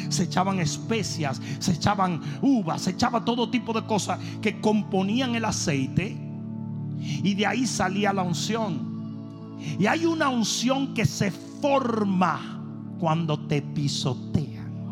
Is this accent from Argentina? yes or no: no; Dominican Republic; moved away